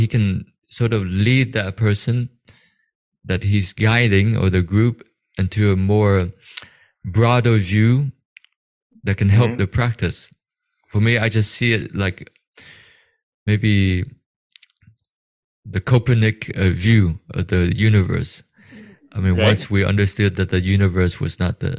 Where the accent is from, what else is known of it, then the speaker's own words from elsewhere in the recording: United States; I was also growing up in America, conditioned by the view of God